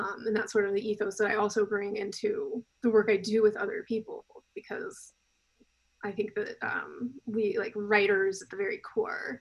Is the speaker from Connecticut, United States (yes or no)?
no; South Carolina, United States; I grew up in South Carolina, very deep south